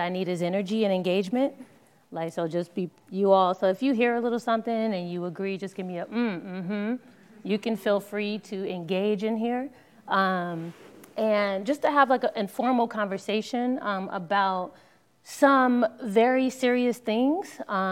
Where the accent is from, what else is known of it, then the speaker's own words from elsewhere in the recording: Los Angeles, California, United States; I am born and raised in Los Angeles, California